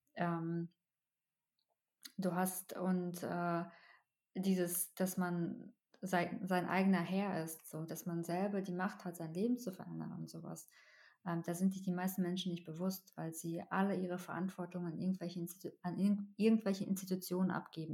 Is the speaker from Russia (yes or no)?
yes; Russia; now in Germany; ich komme ja aus Russland